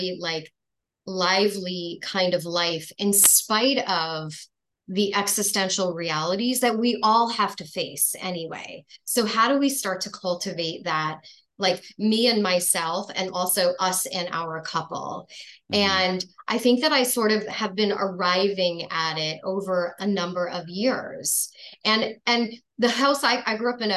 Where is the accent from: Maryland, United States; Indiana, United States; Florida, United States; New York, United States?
New York, United States; I grew up in New York